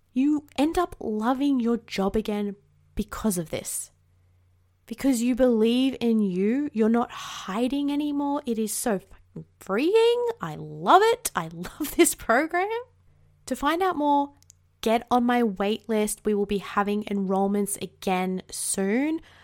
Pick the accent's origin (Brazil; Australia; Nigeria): Australia; accent: Australian; 'cause I am Australian